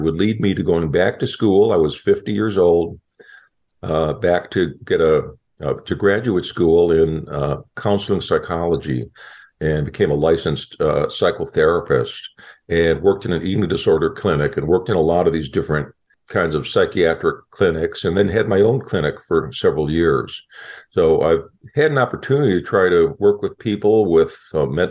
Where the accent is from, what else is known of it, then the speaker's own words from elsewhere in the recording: Chicago, Illinois, United States; moved away; also born or lived in Southern California; I grew up in Chicago and kind of a tough neighborhood